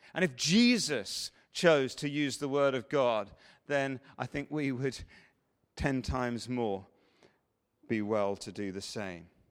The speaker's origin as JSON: {"language": "English", "region": "England", "country": "United Kingdom", "said": "we're English"}